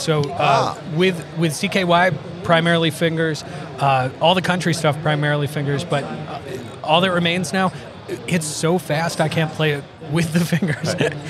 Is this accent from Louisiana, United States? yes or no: no; Massachusetts, United States; Growing up in Massachusetts, Extreme was a huge...